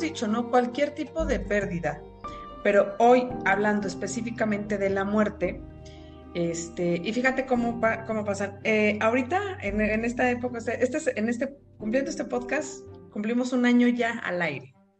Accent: Mexico; como buenos mexicanos

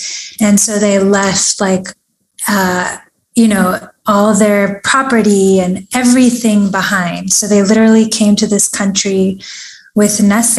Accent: Los Angeles, California, United States; first language Persian; English is a second language; And I'm from Los Angeles. I was born and raised here.

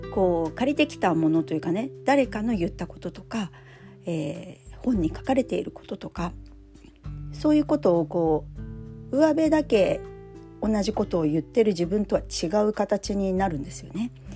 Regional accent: Funabashi, Chiba, Japan; 地元千葉からそれも船橋市から

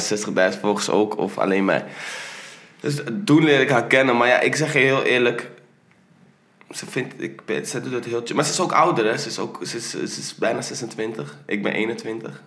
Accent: Netherlands; ik ben in Nederland geboren

